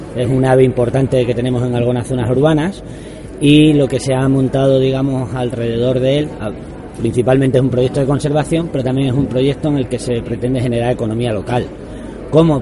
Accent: Plasencia, Extremadura, Spain; yo soy de Plasencia

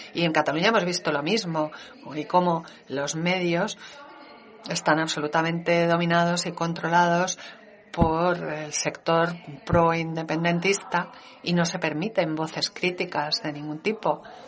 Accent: Denmark; mi país

